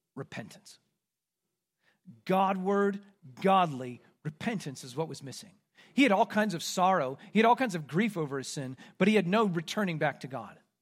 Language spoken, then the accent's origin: English; Midwest, United States; moved away